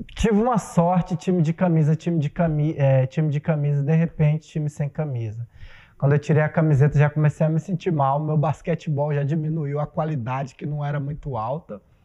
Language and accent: Portuguese; Primavera do Leste, Mato Grosso, Brazil; also born or lived in Poxoréu, Mato Grosso; tanto em Pochorel, na cidade que eu nasci, quanto aqui em Primavera